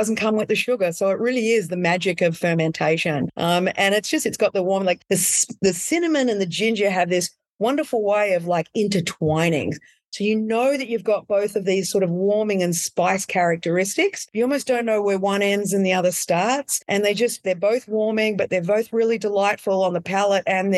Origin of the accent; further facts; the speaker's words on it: Australia; moved away as an adult; now in California, United States; I'm Australian